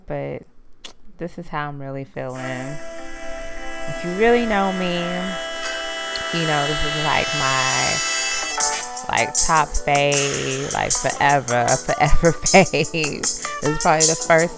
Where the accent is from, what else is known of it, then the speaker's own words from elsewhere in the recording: Louisiana, United States; I was born in Louisiana